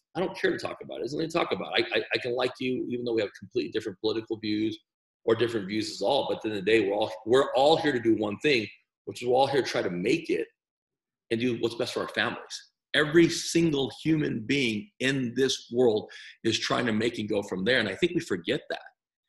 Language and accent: English; El Paso, Texas, United States; I'm from El Paso.